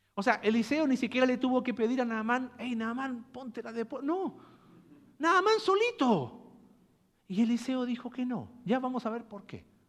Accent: Mexico; Nosotros que como mexicanos

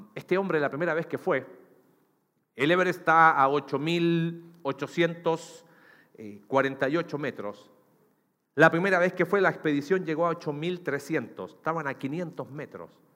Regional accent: Chile; now in Mexico; mi país, en Chile

